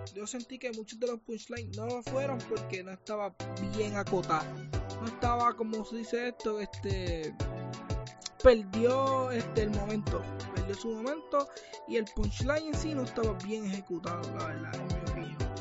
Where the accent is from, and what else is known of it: Puerto Rico